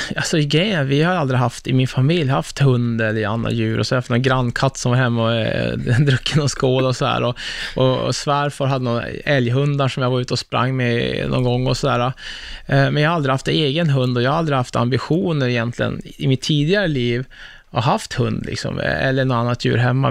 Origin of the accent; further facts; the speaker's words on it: Örnsköldsvik, Västernorrland County, Sweden; jag är från Örnsköldsvik. Liksom, ja. jag, jag är ju bara en Norrlandskille